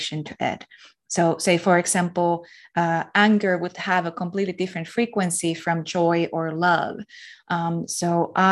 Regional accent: Finland; I'm from Finland

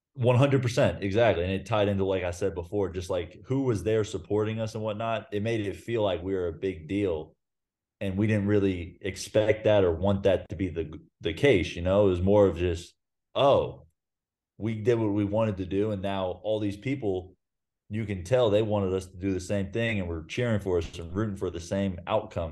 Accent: Ponte Vedra Beach, Florida, United States; moved away as an adult; now in Belgrade, Serbia; I grew up in Pontevedra, so it was a twenty minute car ride to get to U N F Arena

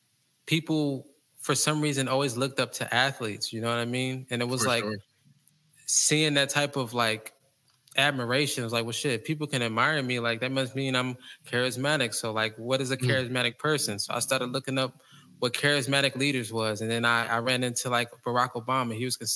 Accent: Indiana, United States; But yeah, like I was saying, man, growing up, man, I was just a normal kid, man, just trying to figure out life.

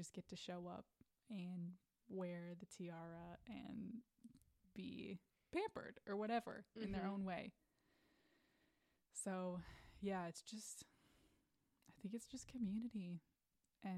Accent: Midwest, United States; I'm from the Midwest where we have basements

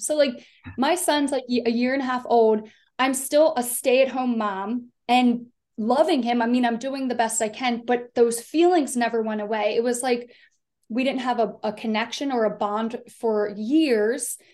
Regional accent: Delaware, United States; moved away; I grew up in a really small town. I'm from the East Coast. I'm from Delaware.

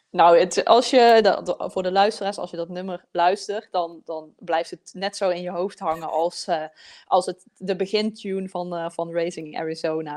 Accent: southern Netherlands, Netherlands; accent: southern Dutch; ik heb zelf ook een zuidelijk, zuidelijk Nederlands accent

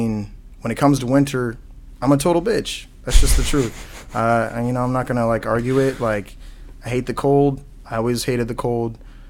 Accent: Dallas, Texas, United States; now in Waukee, United States; No, actually, originally I'm from Dallas, Texas.

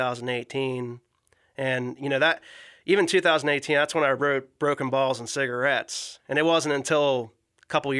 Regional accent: Washington, Pennsylvania, United States; moved away as an adult; also born or lived in Hickory, Pennsylvania / Pittsburgh, Pennsylvania; I'm originally from Washington, PA

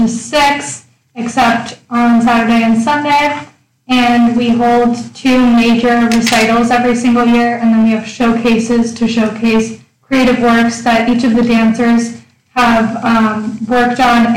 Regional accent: Winnetka, Illinois, United States; I'm also from Winnetka, Illinois, a suburb outside of Chicago

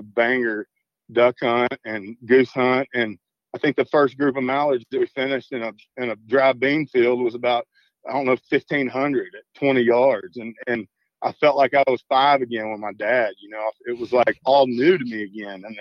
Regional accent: Southeast Arkansas, United States; we're from Southeast Arkansas

